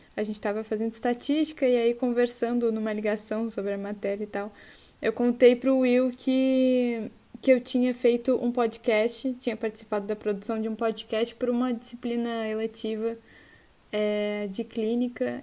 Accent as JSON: {"language": "Portuguese", "town": "Osório", "region": "Rio Grande do Sul", "country": "Brazil", "tie": "born or raised there", "also_born_or_lived": "Porto Alegre / Rio de Janeiro", "accent": "gaúcho", "moved": "as an adult", "said": "Eu sou, se não dá para notar pelo meu sotaque, eu sou gaúcha do interior, barra litoral norte do Rio Grande do Sul. É, eu sou de uma cidade bem pequena comparando com o tamanho do Rio de Janeiro. Chama Osório, é uma cidade de 47 mil habitantes. Eu cresci e morei aqui até os meus, até os meus 17 anos"}